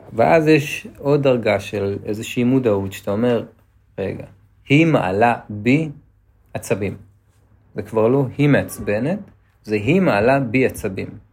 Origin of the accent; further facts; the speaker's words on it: Netanya, Central District, Israel; בתור ילד שגדל בנתניה